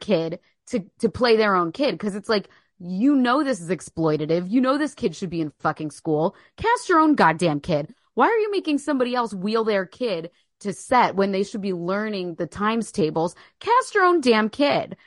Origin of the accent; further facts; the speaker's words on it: Philadelphia, Pennsylvania, United States; We're both from Philly, both born in Philly